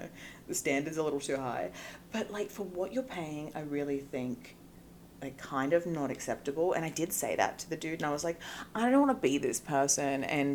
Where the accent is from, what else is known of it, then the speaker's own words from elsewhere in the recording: Australia; accent: Australian; moved away as an adult; now in Los Angeles, United States; my Australian accent